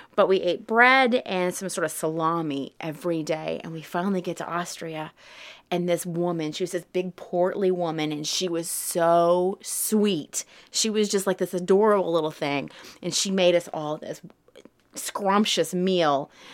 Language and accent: English; Southern, United States; accent: Southern twang; when I speak German, I speak with a little bit of a Southern twang